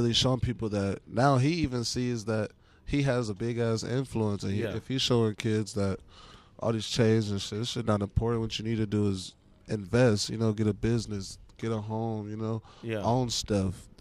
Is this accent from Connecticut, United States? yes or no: no; Claremont, California, United States; now in Pomona, United States; I went to school in Claremont, actually. So that's, like, my hometown, too